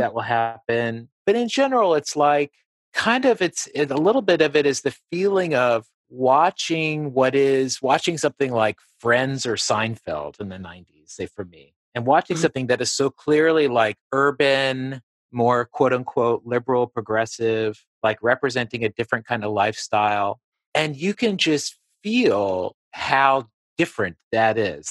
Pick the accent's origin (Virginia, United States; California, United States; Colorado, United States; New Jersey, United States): Virginia, United States; Appalachia, Southwest; moved away as an adult; also born or lived in New York; I grew up in Southwest Virginia in Appalachia